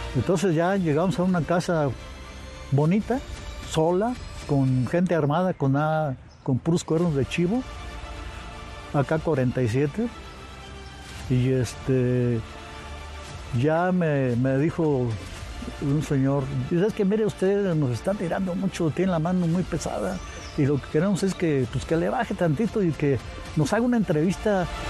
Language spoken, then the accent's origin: Spanish; Zamora, Michoacán, Mexico; nací en Zamora, Michoacán.